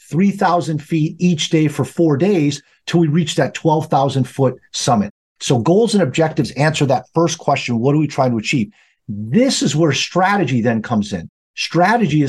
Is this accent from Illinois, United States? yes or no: yes; just outside Chicago, Illinois, United States; I'm a Midwesterner by trade, so I grew up just outside Chicago in Illinois. And I have lived here all of my life